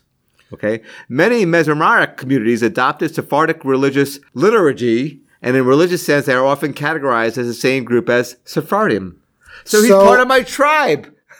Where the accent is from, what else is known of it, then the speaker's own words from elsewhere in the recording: Valley Stream, New York, United States; from where I grew up in Valley Stream